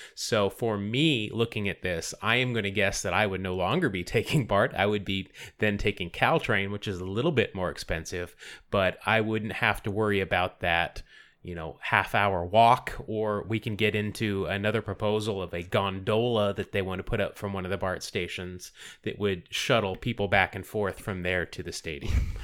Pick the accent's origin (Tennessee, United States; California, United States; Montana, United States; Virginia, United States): California, United States; Bay Area; moved away as an adult; I'm originally from the Bay Area